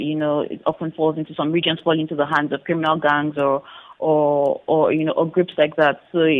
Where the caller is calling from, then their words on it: Abuja, Federal Capital Territory, Nigeria; And actually, I'm joining from Abuja. I'm in Abuja presently.